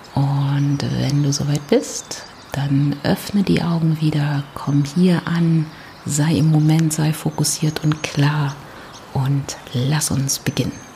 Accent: Berlin, Germany; ich komme aus Berlin

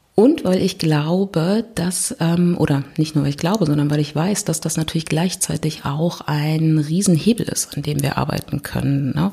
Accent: Berlin, Germany; ich komme aus Berlin

